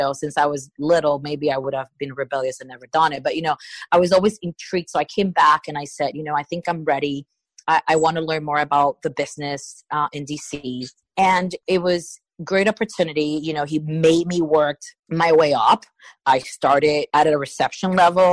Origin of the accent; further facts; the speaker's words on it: Puerto Rico; I'm from Puerto Rico